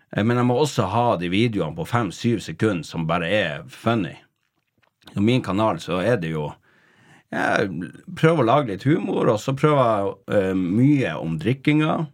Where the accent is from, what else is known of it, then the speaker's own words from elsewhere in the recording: Tromsø, Troms, Norway; moved away; jeg vokste opp i Kattfjorden eh, på yttersida av Kvaløya i Tromsø.